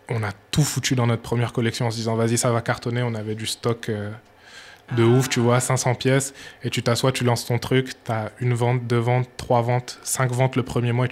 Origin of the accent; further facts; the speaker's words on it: Burkina Faso; Exactement, ouais. ma mère est burkinabé, ben, je suis burkinabé.